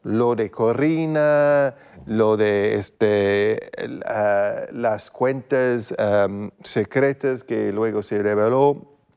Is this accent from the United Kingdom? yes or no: yes; United Kingdom; Spanish is a second language; en mi país, eh, el Reino Unido